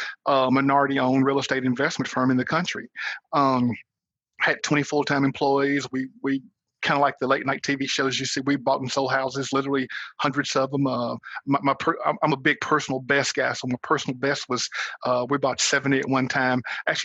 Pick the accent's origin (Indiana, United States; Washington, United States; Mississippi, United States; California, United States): Mississippi, United States; also born or lived in Little Rock, Arkansas / Naperville, Illinois; now in Bloomington, United States; I've been here about 4 months. Been here about 4 months. So I'm originally from Mississippi. Well, I grew up most of my life in Mississippi. I was born in Little Rock, Arkansas. We moved here from Naperville, Illinois, after about 3 years in Naperville.